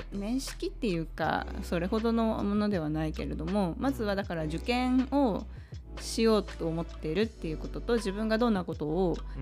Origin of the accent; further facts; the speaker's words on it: Tokyo, Japan; 私さっき江戸川区の葛西出身って言ったんだけど